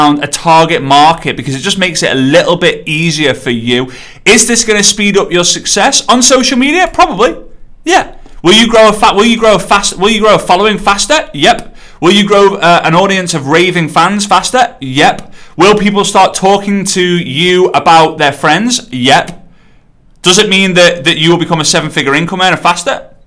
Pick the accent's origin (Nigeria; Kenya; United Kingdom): United Kingdom; England; I'm English